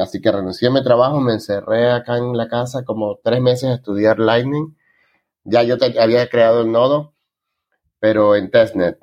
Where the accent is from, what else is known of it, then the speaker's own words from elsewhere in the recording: Venezuela; moved away as an adult; now in Argentina; me fui de Venezuela en 2015